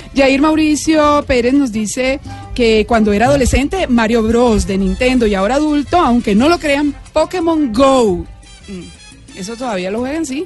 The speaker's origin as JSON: {"language": "Spanish", "town": "Valledupar", "region": "Cesar", "country": "Colombia", "tie": "born or raised there", "said": "yo nací en Valledupar y a mí me bañaron desde chiquito en el río"}